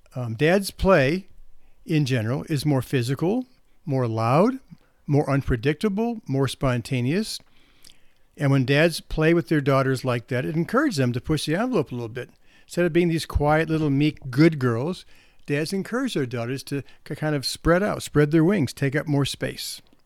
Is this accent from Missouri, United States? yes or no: yes; St. Louis, Missouri, United States; I'm from St. Louis